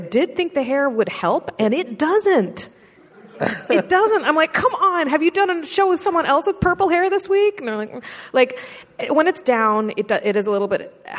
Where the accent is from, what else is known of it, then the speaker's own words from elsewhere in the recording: United States; I'm American.